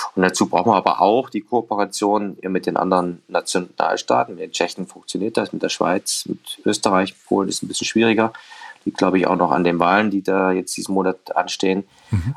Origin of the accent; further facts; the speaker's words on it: Erfurt, Thuringia, Germany; ich bin ja natürlich bin in der Kurve von Rot-Weiß Erfurt groß geworden